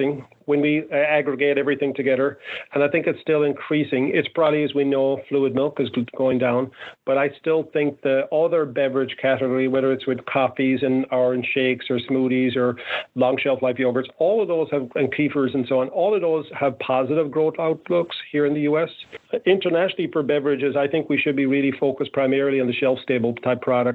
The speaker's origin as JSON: {"language": "English", "country": "Ireland", "tie": "born or raised there", "said": "I grew up in Ireland"}